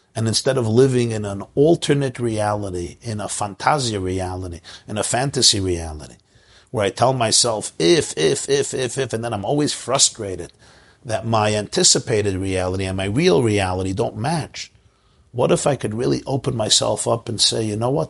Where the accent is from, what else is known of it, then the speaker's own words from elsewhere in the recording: Brooklyn, New York, United States; I grew up in Brooklyn